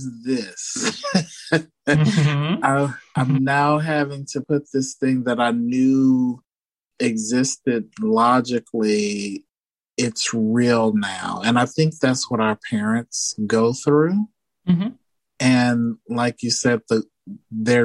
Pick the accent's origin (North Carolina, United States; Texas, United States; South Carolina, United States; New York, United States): Texas, United States; Houston; I'm from Houston, Texas, so it's not a pedestrian friendly city